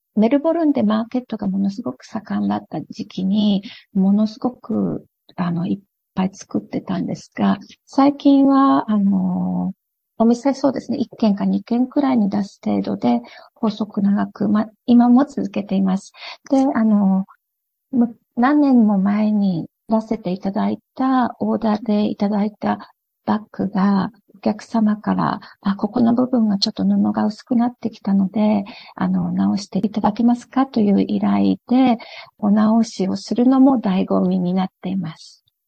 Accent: Japan; moved away as an adult; now in Australia; 子供の頃からずっと日本にいる頃からやっていた

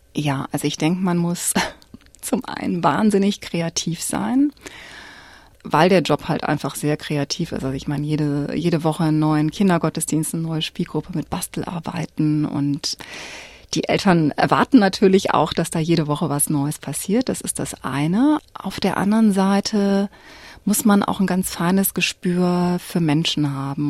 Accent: Cologne, North Rhine-Westphalia, Germany; moved away as an adult; now in Melbourne, Australia; ich komme aus Köln, eine ziemlich Multikulti-Stadt

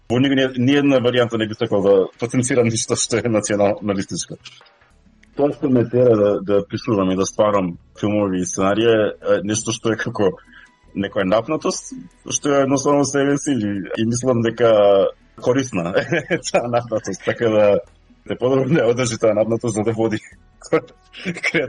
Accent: North Macedonia; now in Australia; очигледно сум роден таму. Кога зборувам македонски, зборувам без акцент.

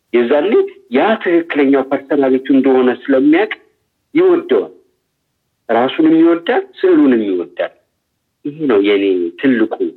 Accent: Addis Ababa, Ethiopia; also born or lived in Lalibela; የተወለድኩት በአዲስ አበባ ክፍለ ከተማ

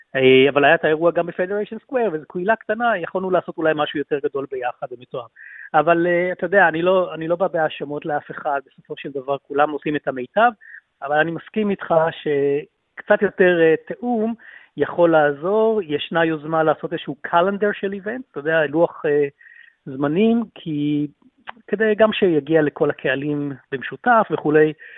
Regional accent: Israel; moved away as an adult; now in Melbourne, Australia; אני אזרח ישראלי ואוסטרלי, מתגורר באוסטרליה כבר 22 שנים, 30 אה, השנים הראשונות היו אה, בישראל

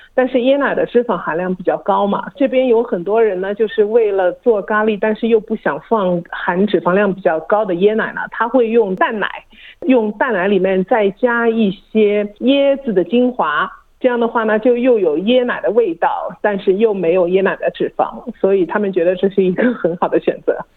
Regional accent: China; now in Australia; 我们中国人喜欢吃猪油

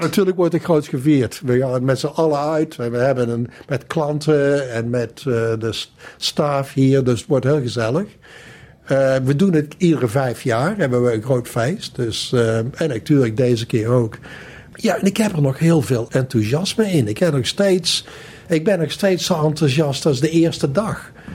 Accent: Valkenswaard, North Brabant, Netherlands; moved away as an adult; also born or lived in Amsterdam / Sydney; Ik kom dus uit Brabant. Ik kom uit Valkenswaard. En eh, ben daar opgegroeid.

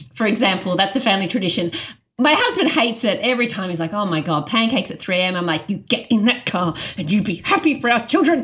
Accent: Australia; I was an Australian convert with none of those cultural trappings

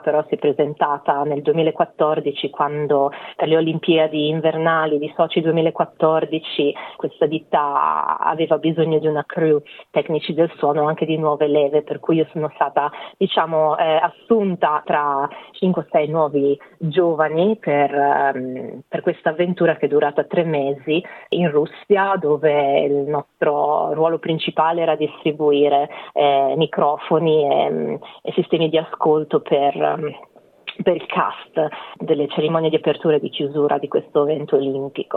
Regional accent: Pesaro, Marche, Italy; moved away as an adult; Ho dato ripetizioni di lingue privatamente a Pesaro, che è la mia città natale

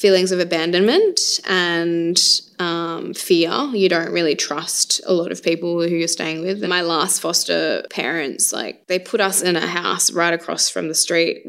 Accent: Carnarvon, Western Australia, Australia; I was actually born on Yamaji country in Carnarvon, so I guess my country always kind of brings me back to Carnarvon.

